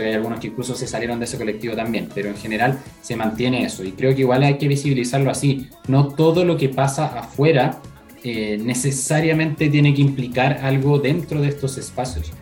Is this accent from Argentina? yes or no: no; La Florida, Santiago Metropolitan Region, Chile; soy de la Florida, pero de la Florida a, Santiago